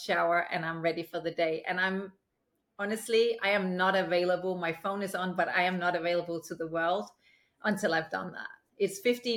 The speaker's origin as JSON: {"language": "English", "town": "Aalborg", "region": "North Denmark Region", "country": "Denmark", "tie": "born or raised there", "also_born_or_lived": "United Kingdom", "moved": "yes", "lives_now": "Los Angeles, United States", "said": "growing up in Denmark, especially in a small city like Aalborg"}